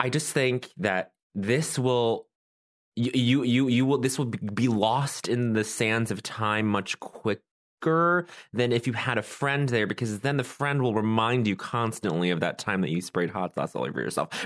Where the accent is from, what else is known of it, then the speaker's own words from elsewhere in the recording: Colorado, United States; I'm from Colorado